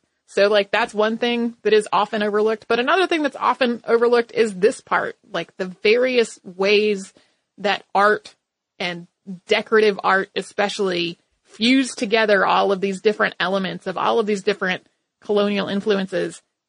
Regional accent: Bermuda; born or raised there

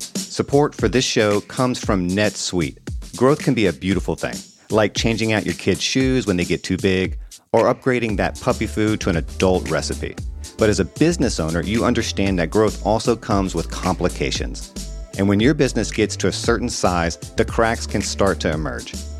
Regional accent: Deep South, United States; moved away; I grew up in the South, in the Deep South

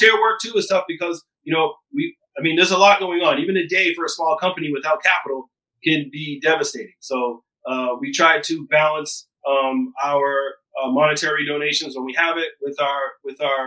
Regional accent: Taunton, Massachusetts, United States; I come from Taunton, Massachusetts, which is a disproportionately impacted community by the war on drugs

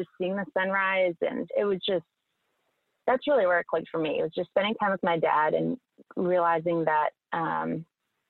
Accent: Cape Cod, Massachusetts, United States; I grew up on Cape Cod, Massachusetts

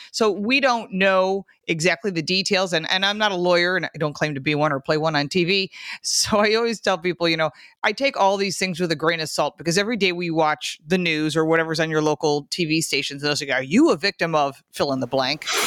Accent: Michigan, United States; now in Buffalo, United States; I'm from Michigan, and I live in Buffalo

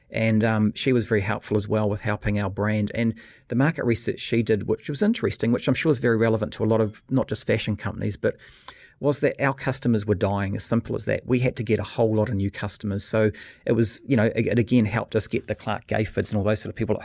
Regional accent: New Zealand; moved away as an adult; also born or lived in Australia; being a Kiwi moving to Australia, 'cause in New Zealand, you know, I grew up

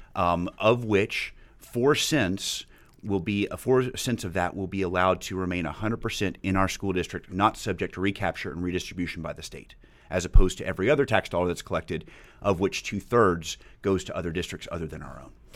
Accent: Highland Park, Texas, United States; I grew up in Highland Park

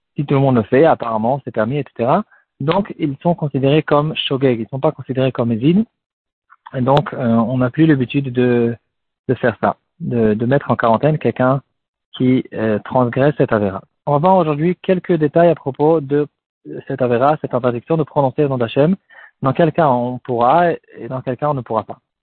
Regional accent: France; nous aussi en tant que Français

